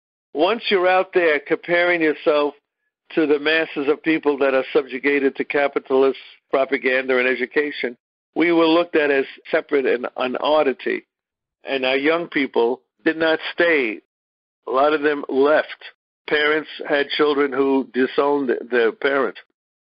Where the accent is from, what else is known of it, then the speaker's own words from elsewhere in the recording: New York City, New York, United States; When I grew up in Bensonhurst, Brooklyn